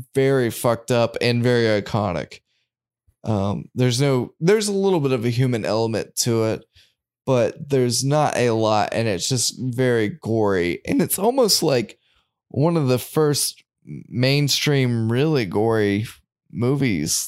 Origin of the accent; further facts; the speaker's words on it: United States; growing up in America